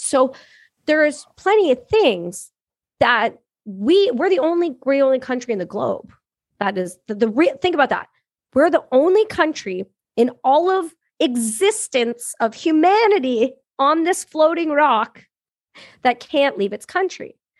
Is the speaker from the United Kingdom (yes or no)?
no; Canada; I'm Canadian, I'm a Canadian veteran